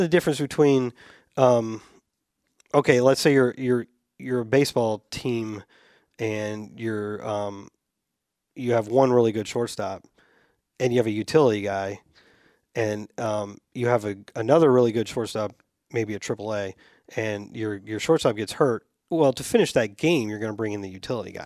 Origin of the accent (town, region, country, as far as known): Tampa, Florida, United States